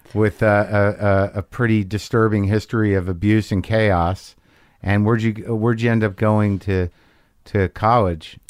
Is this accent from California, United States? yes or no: no; Morris County, New Jersey, United States; I'm from New Jersey